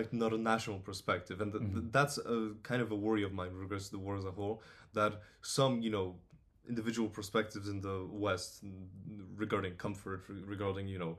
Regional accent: Poland; English is a second language; now in Bristol, United Kingdom; I'm Polish

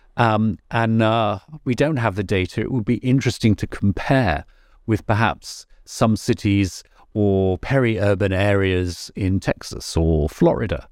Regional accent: England, United Kingdom; not being so English

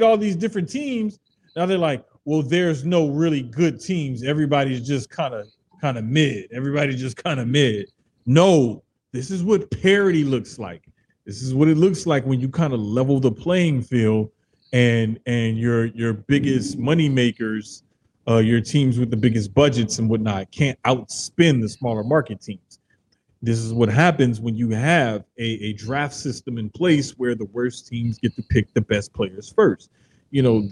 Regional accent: New Orleans, Louisiana, United States; My hometown in the 13th in New Orleans, uptown, Valley Street, Chestnut

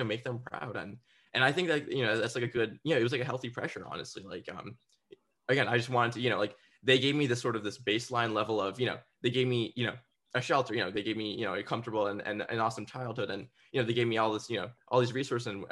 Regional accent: New Jersey, United States; the area that I grew up in New Jersey

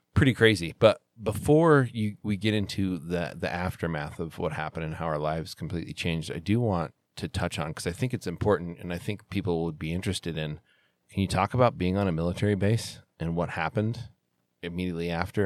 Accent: Salt Lake City, Utah, United States; I flew home in February of 2002 for the Olympic Games because they were here in Salt Lake

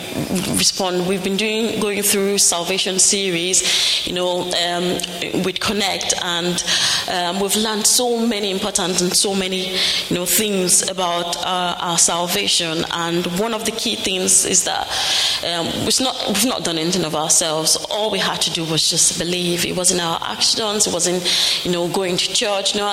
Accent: Nigeria; moved away; I'm from Nigeria

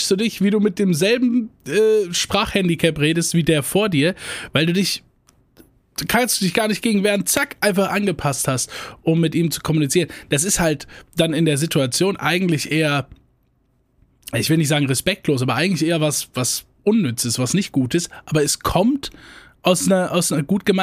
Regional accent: Rhineland-Palatinate, Germany; accent: Hunsrück Platt; Äh, also Dialekte da, so, äh, wo ich herkomme, äh, Hunsrücker Platt.

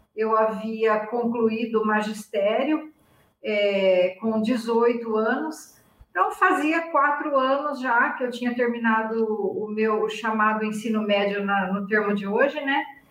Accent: Iacanga, São Paulo, Brazil; moved away as an adult; also born or lived in Curitiba / Bauru; Iacanga, que é a cidade onde eu nasci

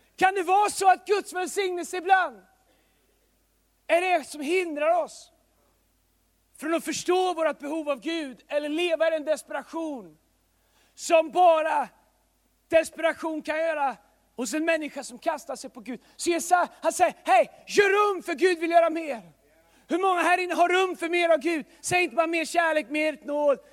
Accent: Tidaholm, Västra Götaland, Sweden; now in Stockholm, Sweden; Tidaholm där jag kommer ifrån

